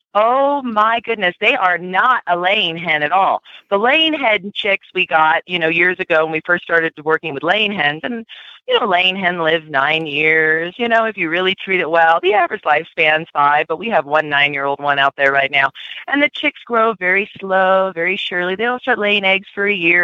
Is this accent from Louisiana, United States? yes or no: no; Southern California, United States; now in Aurora, United States; I grew up in Southern California